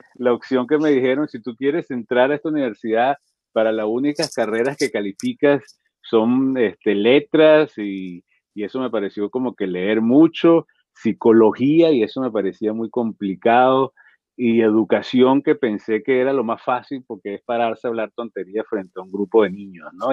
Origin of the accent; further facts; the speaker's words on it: Venezuela; Yo soy venezolano, en Caracas